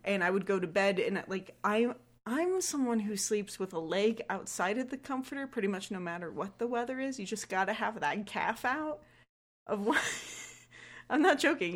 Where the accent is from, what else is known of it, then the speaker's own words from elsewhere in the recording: South Florida, United States; I grew up in South Florida